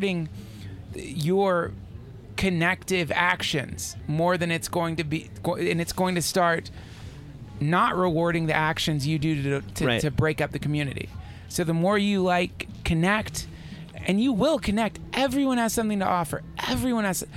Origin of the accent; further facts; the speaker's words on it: the South, United States; moved away as an adult; now in Los Angeles, United States; I grew up in the South, this Southern girl